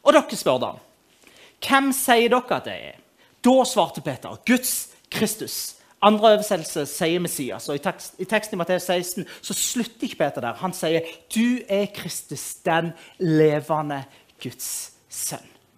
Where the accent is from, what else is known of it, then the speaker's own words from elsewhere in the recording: Moi, Rogaland, Norway; Jeg kommer fra Moi